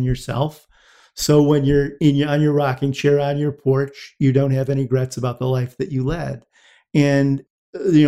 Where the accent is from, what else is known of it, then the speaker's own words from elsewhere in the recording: Deerfield, Illinois, United States; moved away; I grew up in Deerfield, a suburb about an hour north of Chicago